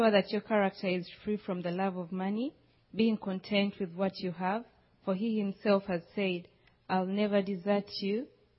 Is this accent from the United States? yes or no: no; Uganda; I come from Uganda, Africa.